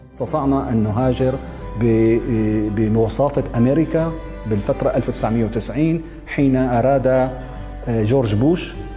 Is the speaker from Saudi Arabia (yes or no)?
no; Damascus, Damascus Governorate, Syria; moved away; أنا من مواليد دمشق 1967 ولدت في حارة اليهود